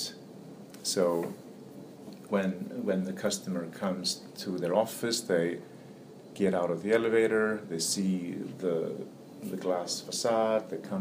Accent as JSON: {"language": "English", "country": "Iceland", "tie": "born or raised there", "moved": "as an adult", "lives_now": "New York, United States", "said": "I'm born and raised in Iceland. Came here in early 90s, or 89 actually."}